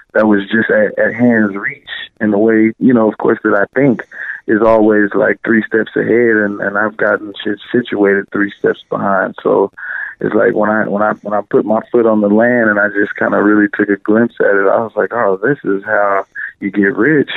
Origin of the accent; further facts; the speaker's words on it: Austin, Texas, United States; moved away as an adult; now in Los Angeles, United States; We're from Texas, uh, out of Austin